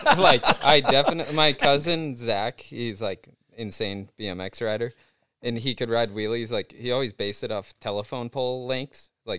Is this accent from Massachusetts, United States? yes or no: yes; Southwick, Massachusetts, United States; I grew up in Southwick, Massachusetts. It's a motocross town. That's what it's known for